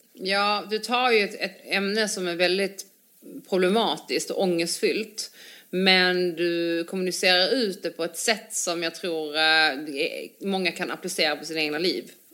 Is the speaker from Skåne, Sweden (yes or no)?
yes; Ystad, Skåne, Sweden; jag är också från Ystad.